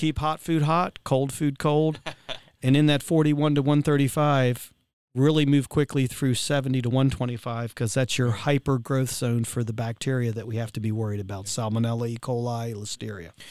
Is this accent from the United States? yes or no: yes; Virginia, United States; I'm from Virginia